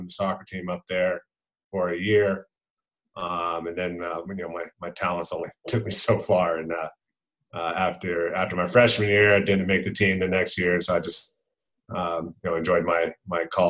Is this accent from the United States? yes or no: yes; Lake Forest, California, United States; I grew up in Lake Forest, California. It's in Orange County, California